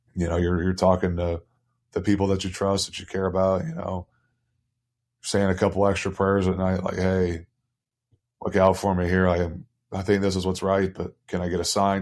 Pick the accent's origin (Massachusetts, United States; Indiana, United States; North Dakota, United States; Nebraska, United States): Indiana, United States; Indianapolis; moved away as an adult; now in Toruń, Poland; I'm from Indianapolis